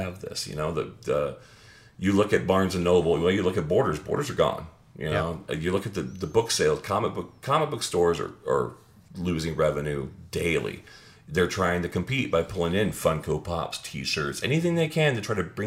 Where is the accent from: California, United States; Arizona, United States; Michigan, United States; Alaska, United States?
Arizona, United States; Phoenix; moved away; Phoenix, Arizona. That's my hometown.